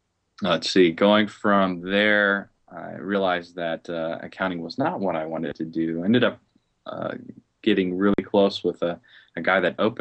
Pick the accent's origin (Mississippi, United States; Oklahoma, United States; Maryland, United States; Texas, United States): Mississippi, United States; Biloxi; born there; also born or lived in Seattle, Washington / Las Vegas, Nevada / Alamogordo; I was born in Biloxi, Mississippi, so I'm a Southern boy. My father was in the Air Force, so what that meant for me is I moved every 4 years, so I didn't stay in the South too long.